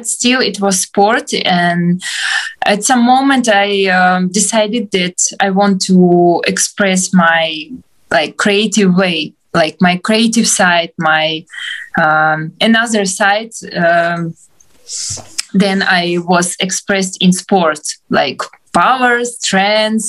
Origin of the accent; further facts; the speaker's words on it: Donetsk, Donetsk Oblast, Ukraine; English is a second language; moved away as an adult; also born or lived in Shanghai / Kyiv; now in Lviv, Ukraine; originally I'm from Donetsk. It's eastern part of Ukraine, and I moved from Donetsk from 2014